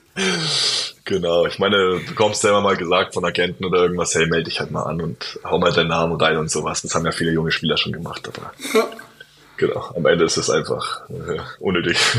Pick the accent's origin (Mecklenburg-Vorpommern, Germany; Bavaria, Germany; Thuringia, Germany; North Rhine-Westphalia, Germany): Bavaria, Germany; Bayreuth; also born or lived in Bamberg / Würzburg; now in Bonn, Germany; ich komme aus Bayreuth